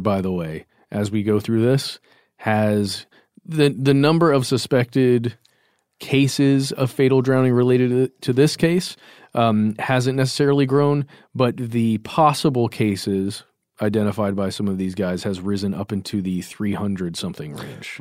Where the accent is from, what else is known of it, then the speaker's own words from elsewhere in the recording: Lake Lanier, Georgia, United States; I grew up near Lake Lanier, which is a, a fairly large man-made lake here in Georgia